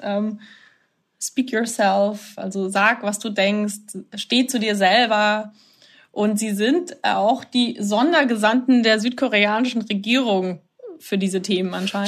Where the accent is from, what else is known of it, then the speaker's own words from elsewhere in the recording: Germany; now in Seoul, South Korea; mich als Deutsche